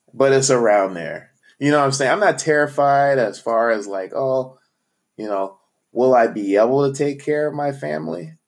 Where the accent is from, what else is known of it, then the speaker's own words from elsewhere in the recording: Phoenix, Arizona, United States; moved away as an adult; also born or lived in Missouri; I'm from Phoenix, Arizona played sports through high school